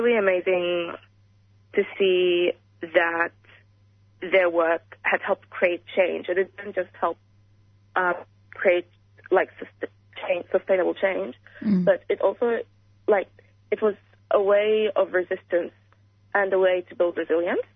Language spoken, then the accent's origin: English; Sudan; moved away; growing up in Sudan